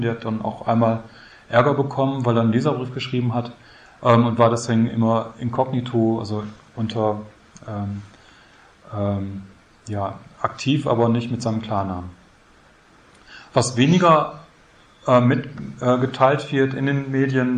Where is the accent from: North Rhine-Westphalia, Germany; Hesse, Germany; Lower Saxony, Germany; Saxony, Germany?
North Rhine-Westphalia, Germany; Münster; Bei uns in Münster, ich komme aus Münster